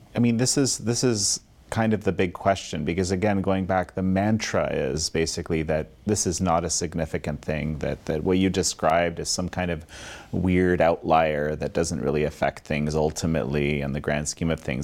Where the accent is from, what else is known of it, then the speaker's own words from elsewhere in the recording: Canada; I'm Canadian